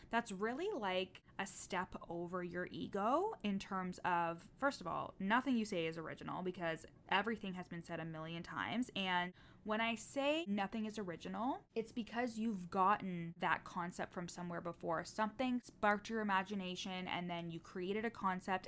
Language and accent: English; Canada; I'm Canadian.